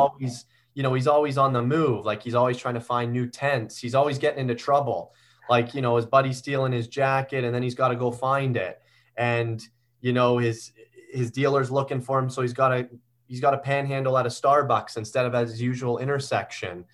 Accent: Guelph, Ontario, Canada; I grew up in Guelph, Ontario

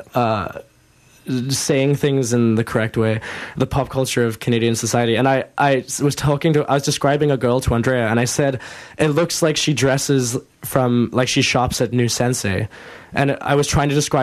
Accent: South Africa; moved away; when I was growing up in South Africa

